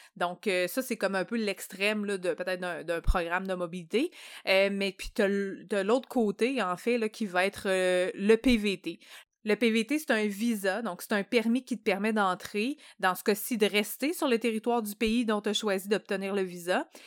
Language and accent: French; Canada; en tant que Canadien